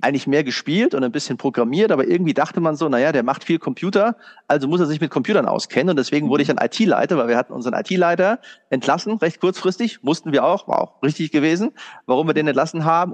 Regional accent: Germany; als Deutscher

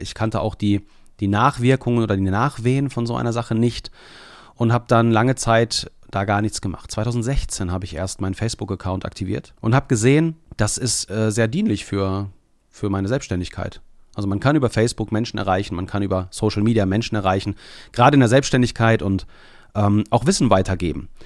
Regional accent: Bielefeld, North Rhine-Westphalia, Germany; now in Leopoldshöhe, Germany; Also Bielefeld ist mein Geburtsort.

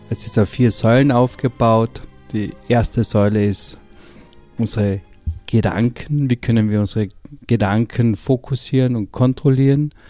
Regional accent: Carinthia, Austria; ich komme aus Kärnten

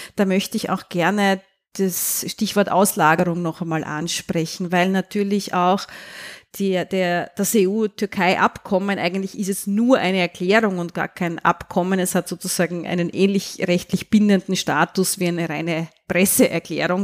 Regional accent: Austria; Ich kann da als Österreicherin aus eigener Erfahrung sprechen

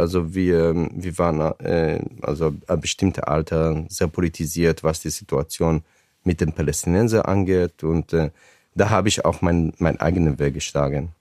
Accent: a kibbutz in the Negev Desert, Southern District, Israel; German is a second language; moved away as an adult; also born or lived in Ramat Gan; now in Frankfurt, Germany; dort ist mein Kibbutz, wo ich aufgewachsen bin, wo auch meine Eltern heute leben.

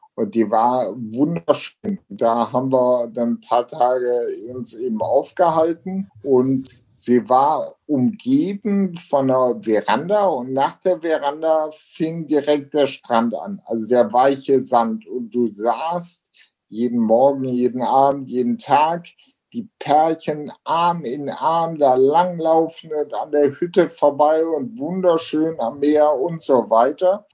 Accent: Ruhr area, North Rhine-Westphalia, Germany; also born or lived in Essen; hier bei uns zu Hause in Deutschland, im Ruhrgebiet, an Rheinland, an Rhein und Ruhr

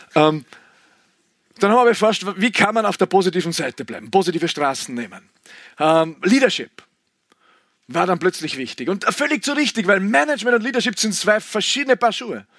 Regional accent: Klostertal, Vorarlberg, Austria; Ich bin aufgewachsen im Klostertal, wir haben zwei Fernsehsender gehabt, FS1, FS2 im Unterland, vor Vorarlberger Unterland

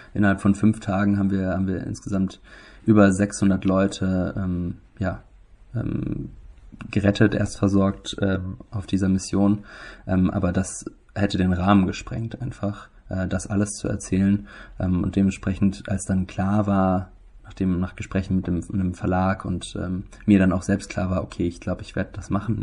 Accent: Germany; wir leben als Deutsche

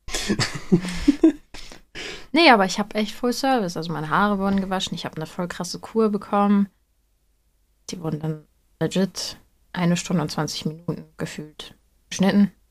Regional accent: Hamburg, Germany; also born or lived in North Rhine-Westphalia; also Leute, ich komme aus Hamburg.

